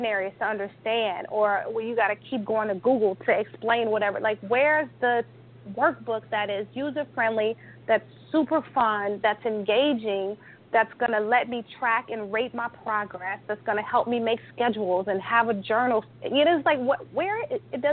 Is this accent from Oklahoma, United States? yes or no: no; Chicago, Illinois, United States; also born or lived in California; I'm from Chicago